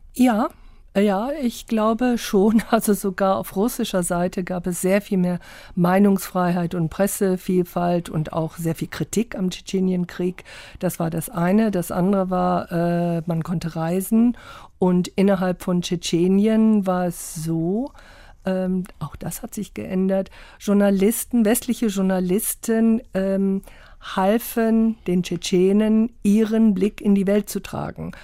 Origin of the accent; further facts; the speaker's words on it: London, United Kingdom; moved away; also born or lived in Oxford; ich bin in London groß geworden, Oxford geboren